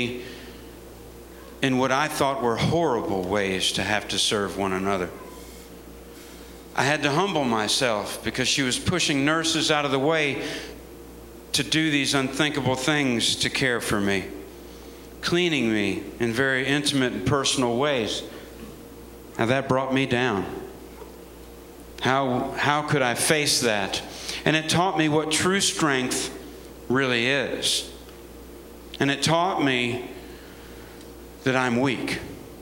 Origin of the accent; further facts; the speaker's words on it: United States; As an American soldier